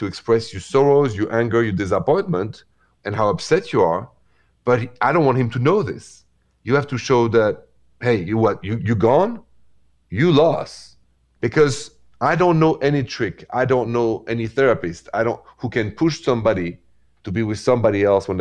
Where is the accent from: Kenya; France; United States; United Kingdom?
France; Paris, Île-de-France; accent: French; moved away; The accent is French because I'm from Paris.